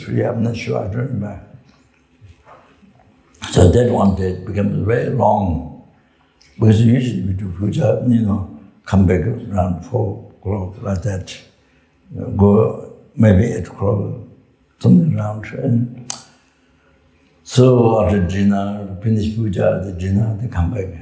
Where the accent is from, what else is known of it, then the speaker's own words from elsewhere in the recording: Solu Khumbu, Koshi Province, Nepal; moved away; also born or lived in Pagri, Tibet / Tibet; I came from Sol Kumbu